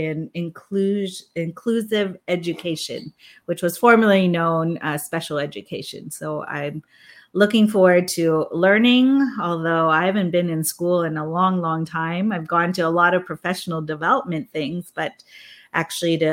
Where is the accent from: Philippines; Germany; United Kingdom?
Philippines; now in Vancouver, Canada; I was born in the Philippines